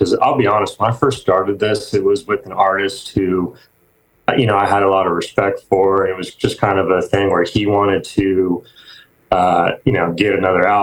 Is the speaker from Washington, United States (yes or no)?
yes; Seattle, Washington, United States; moved away as an adult; now in Nashville, United States; I'm actually from the Seattle area.